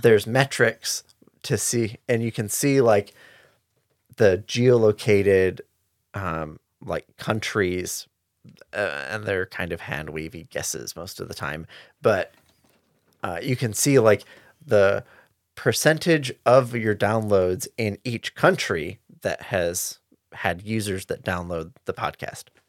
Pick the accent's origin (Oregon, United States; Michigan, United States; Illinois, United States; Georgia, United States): Michigan, United States; where Rich and I grew up in Michigan